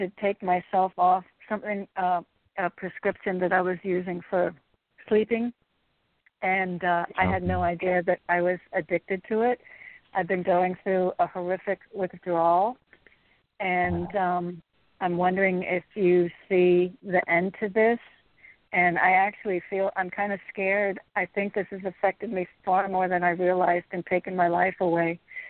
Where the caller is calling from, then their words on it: Connecticut, United States; I'm in Connecticut.